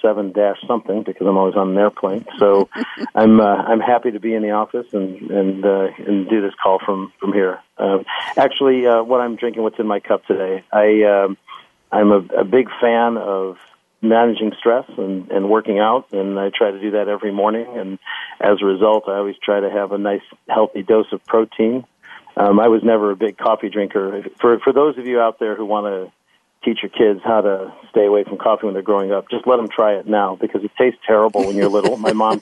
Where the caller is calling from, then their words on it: Chicago, Illinois, United States; I am calling you from Chicago today.